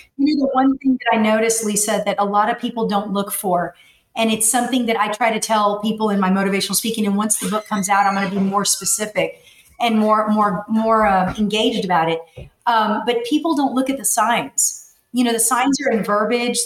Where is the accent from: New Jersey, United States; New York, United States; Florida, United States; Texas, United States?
Texas, United States; McAllen; I was born and raised in McAllen, Texas